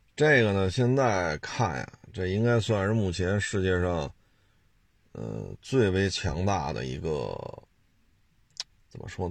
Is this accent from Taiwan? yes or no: no; China; 作为中国人看到这些还是蛮自豪的